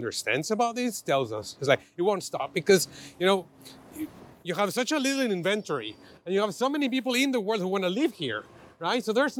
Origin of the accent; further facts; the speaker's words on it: Mexico City, Mexico; moved away as an adult; also born or lived in Bay Area, United States; now in San Francisco, United States; I'm originally from Mexico City. I lived in the Bay Area for 12 years now, and I've been in San Francisco for the last 2.5.